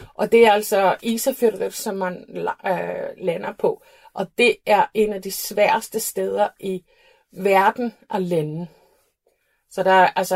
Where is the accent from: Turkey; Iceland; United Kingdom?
Iceland; Reykjavik; accent: Icelandic; Danish is a second language; moved away as an adult; also born or lived in Flatey, Westfjords, Iceland; now in Copenhagen, Denmark; Jeg er født og opvokset på Island